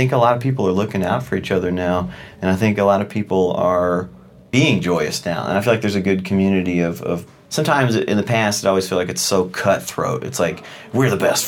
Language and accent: English; Louisville, Kentucky, United States; I grew up in Louisville